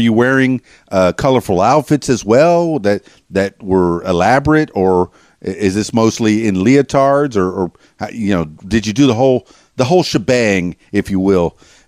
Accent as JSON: {"language": "English", "town": "Miami", "region": "Florida", "country": "United States", "said": "yeah, I'm from Miami, so I'm familiar with every one of those dances that you were talking about."}